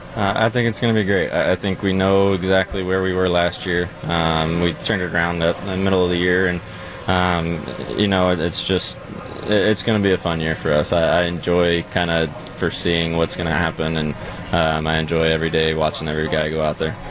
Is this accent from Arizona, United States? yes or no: yes; Arizona, United States; moved away as an adult; also born or lived in Seattle, Washington; now in Milwaukee, United States; I moved to Arizona pretty young